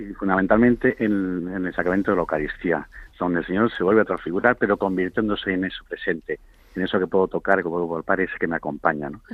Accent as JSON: {"language": "Spanish", "town": "Madrid", "region": "Community of Madrid", "country": "Spain", "said": "yo ahora mismo estoy en Cáceres, estoy, pero, pero sí, soy de Madrid"}